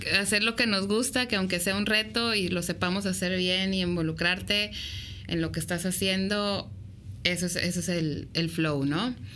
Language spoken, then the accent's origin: Spanish; Mexico; como mexicanos